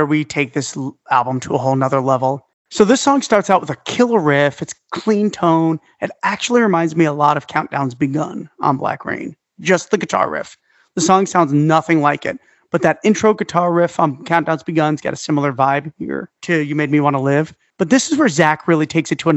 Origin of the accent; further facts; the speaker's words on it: New York City, New York, United States; moved away; I'm from Staten Island